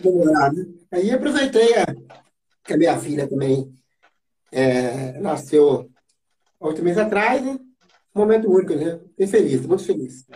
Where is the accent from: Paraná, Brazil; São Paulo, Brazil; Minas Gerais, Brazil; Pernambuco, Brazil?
Minas Gerais, Brazil; Descoberto; eu sou mineiro, da cidade descoberta, né? Uma cidade pequenininha, lá no interior de, lá no interior de Minas